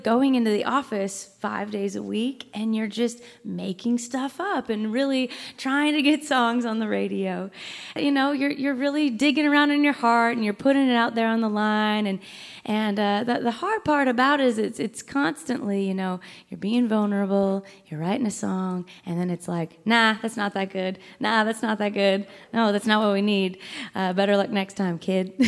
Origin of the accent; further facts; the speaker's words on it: Minnesota, United States; moved away as an adult; now in Nashville, United States; we're all from Minnesota